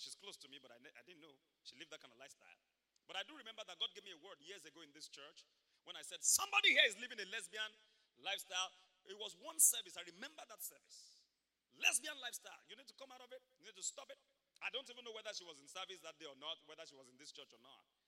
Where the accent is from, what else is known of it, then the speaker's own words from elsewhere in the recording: Ibadan, Oyo, Nigeria; moved away; I grew up in Mokola, Mokola, Mokola